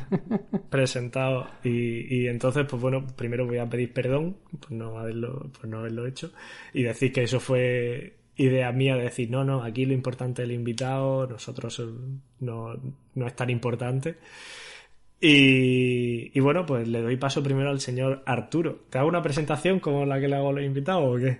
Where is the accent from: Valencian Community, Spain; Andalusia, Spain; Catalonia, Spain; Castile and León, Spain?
Andalusia, Spain; Granada; moved away as an adult; also born or lived in Barcelona / Hanover; yo soy un chaval de Granada que, estudiando la carrera